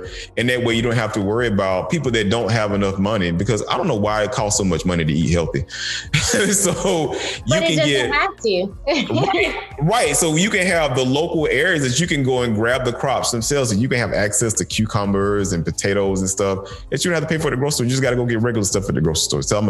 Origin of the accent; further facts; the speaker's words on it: the South, United States; Growing up in the South, we had so much stuff growing out in the open area